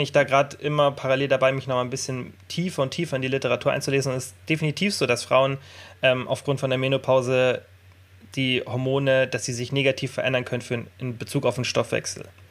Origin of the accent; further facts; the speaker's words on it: Germany; jetzt bei uns in Deutschland